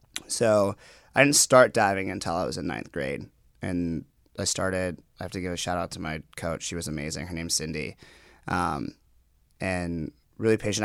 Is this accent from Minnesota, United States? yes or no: yes; Minnetonka, Minnesota, United States; also born or lived in Guatemala; I grew up in a western suburb of Minneapolis. It's called Minnetonka